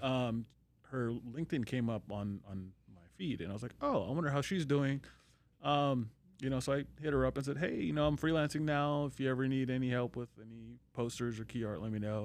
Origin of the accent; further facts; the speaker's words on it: California, United States; moved away as an adult; also born or lived in Long Beach / Orange County; now in Las Vegas, United States; I'm born and raised in California.